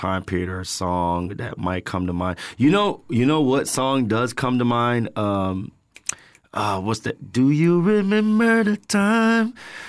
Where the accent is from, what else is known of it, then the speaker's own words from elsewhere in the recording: Tampa, Florida, United States; originally from Tampa, grew up, born and raised in Tampa.